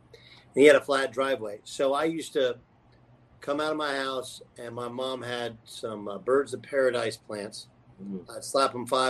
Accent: Orange County, California, United States; I grew up in Orange County, and I was a sports junkie. My dad was a New Yorker.

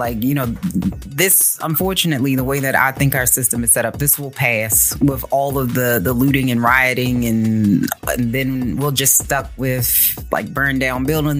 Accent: Baltimore, Maryland, United States; I understand your frustration. I'm from Baltimore. I get it.

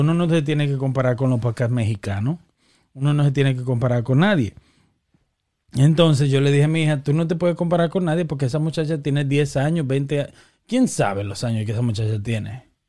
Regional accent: Dominican Republic; somos dominicanos

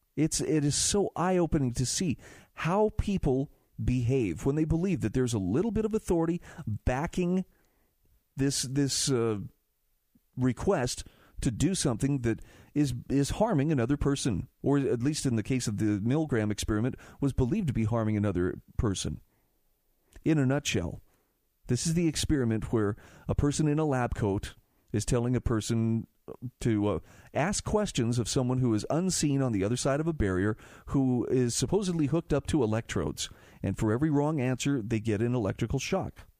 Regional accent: Utah, United States; my home state of Utah

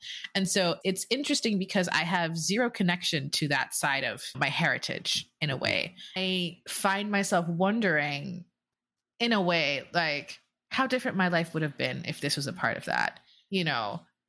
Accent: Jamaica; I'm from the Caribbean. I'm from Jamaica. A lot of Indians in the Caribbean, a lot of Chinese people in the Caribbean.

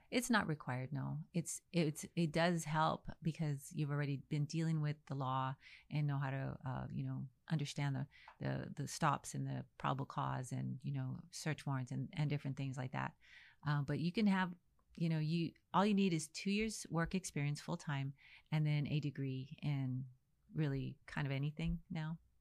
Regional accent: El Paso, Texas, United States; also born or lived in Dallas, Texas; I was born in El Paso, Texas

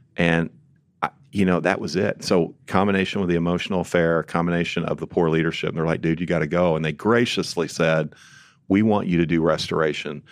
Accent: Illinois side, United States; moved away as an adult; also born or lived in St. Louis, Missouri; We grew up just south on the Il-, Illinois side

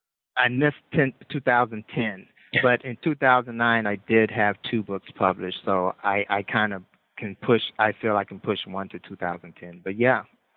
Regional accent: Gary, Indiana, United States; moved away as an adult; now in Fort Wayne, United States; Well, originally I'm from Gary, Indiana.

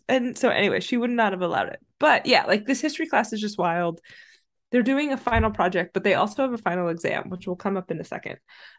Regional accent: New Jersey, United States; I'm from New Jersey. I'm from New Jersey.

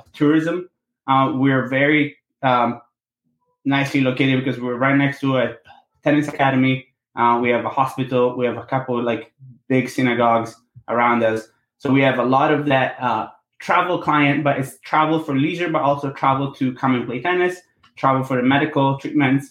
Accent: Sardinia, Italy; moved away; I was born and raised in Sardinia, Italy.

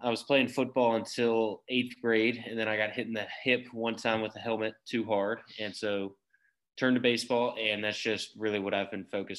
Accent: Atlanta, Georgia, United States; I'm from Buckhead. So it's kind of close to downtown and it's close to Sandy Springs

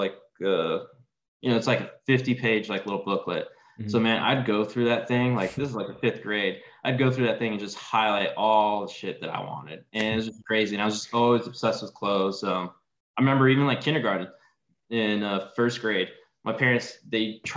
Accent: Texas, United States; I grew up living in Texas

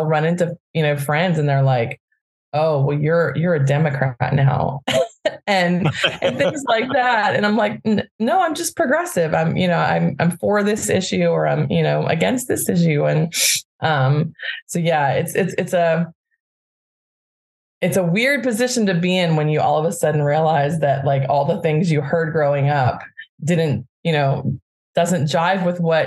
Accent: Birmingham, Alabama, United States; now in Bay Area, United States; I grew up in Birmingham, Alabama.

